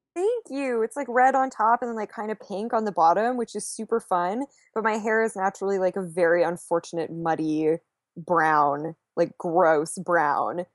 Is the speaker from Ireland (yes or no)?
no; Canada; I am Canadian